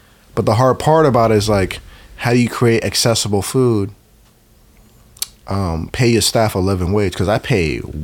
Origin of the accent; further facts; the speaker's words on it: Oakland, California, United States; I grew up in West Oakland, 17th Adeline